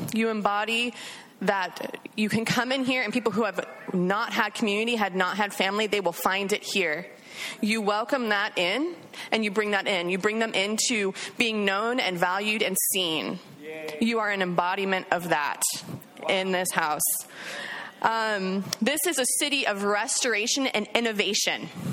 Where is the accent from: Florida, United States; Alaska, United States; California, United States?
Alaska, United States; moved away as an adult; now in Redding, United States; I am originally from Alaska.